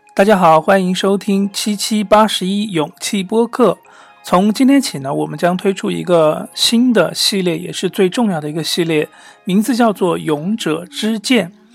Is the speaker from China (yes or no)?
yes; China; 我们中国人都听过一句古话